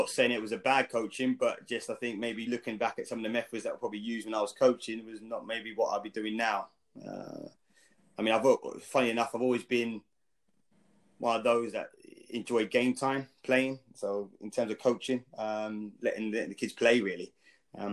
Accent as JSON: {"language": "English", "town": "Epsom", "region": "South East England", "country": "United Kingdom", "tie": "born or raised there", "also_born_or_lived": "Wandsworth, London", "moved": "yes", "lives_now": "Cheltenham, United Kingdom", "said": "I was born in Wandsworth, but then gradually moved out of the area as I was over the years went, and then ended up really growing up in Epsom."}